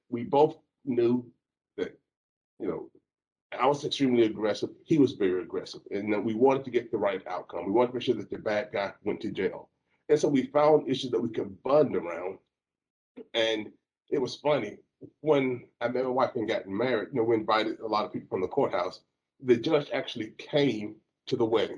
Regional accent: Alabama, United States; moved away as an adult; also born or lived in Jacksonville, Florida / Texas; I grew up in Alabama

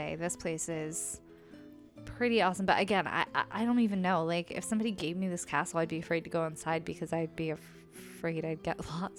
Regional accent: Ohio, United States; accent: Ohio nasally; my Ohio nasally accent.

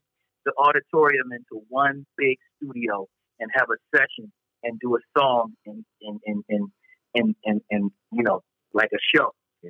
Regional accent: Philadelphia, Pennsylvania, United States; we're from Philly

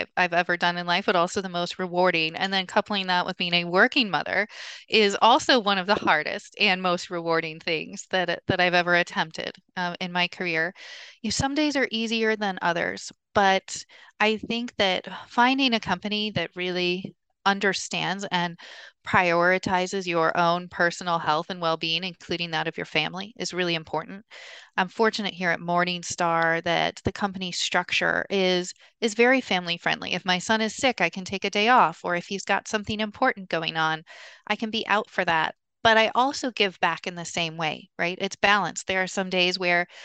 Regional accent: Columbus, Ohio, United States; moved away as an adult; also born or lived in New York; now in Hong Kong; growing up in Ohio, in Columbus

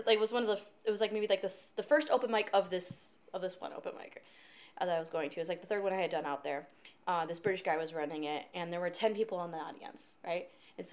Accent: United States; I'm not from Canada. I'm from America.

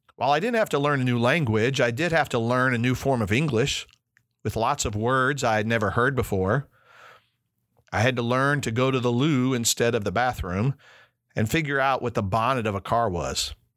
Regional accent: Chicago, Illinois, United States; also born or lived in United Kingdom; Growing up in Chicago gave me lots of connections to other cultures

